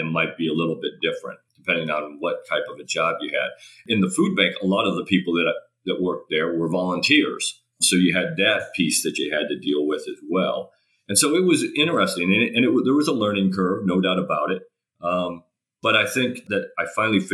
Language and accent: English; United States; I'm an American. I'm not Australian